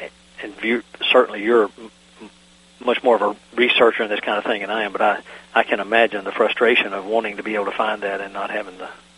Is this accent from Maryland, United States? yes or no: no; Virginia, United States; My home state of Virginia